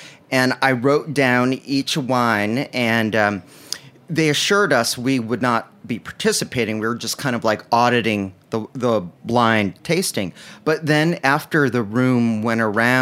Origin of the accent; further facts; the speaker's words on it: New Jersey, United States; I'm a Jersey guy, and when I was growing up in New Jersey